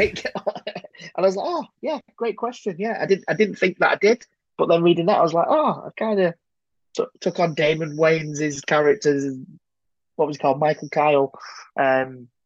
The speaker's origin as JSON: {"language": "English", "town": "Manchester", "region": "North West England", "country": "United Kingdom", "tie": "born or raised there", "said": "I grew up in South Manchester"}